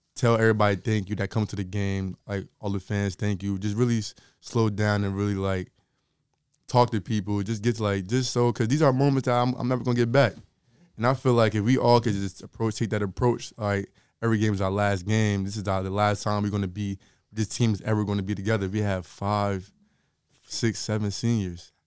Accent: Linden, New Jersey, United States; I'm from Linden originally, but I didn't go to, like, Linden High School.

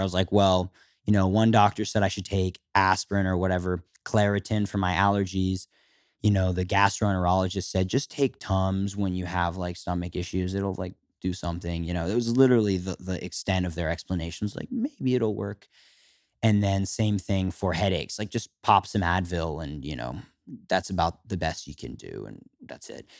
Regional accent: Philadelphia, Pennsylvania, United States; I was fourteen years old and living, growing up in Philadelphia, a suburb

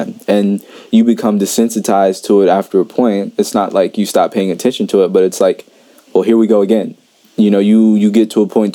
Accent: Indiana, United States; I'm from Indiana as well.

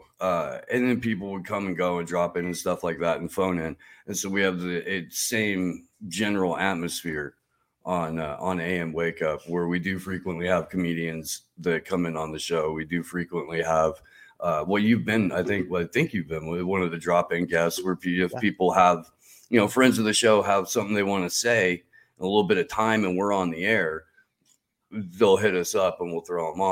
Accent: Midwest, United States; I grew up, you know, listening to Bob and Tom in the Midwest

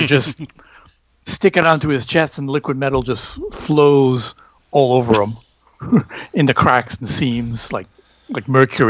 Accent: Canada; I'm Canadian.

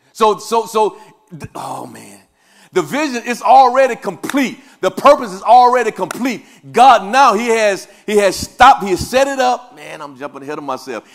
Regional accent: Louisiana, United States; also born or lived in Kansas City; now in Topeka, Kansas, United States; I am, uh, uh, originally from Louisiana

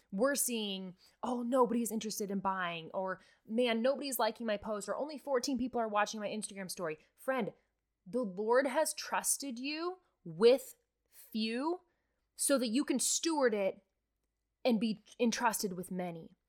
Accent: Nebraska, United States; I'm from Nebraska

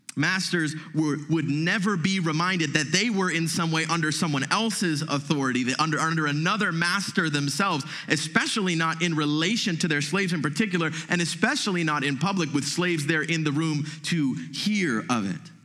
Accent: United States; as American Christians

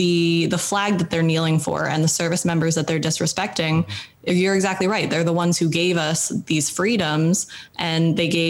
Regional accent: Canada; also born or lived in United States; I'm Canadian, but I'm also American.

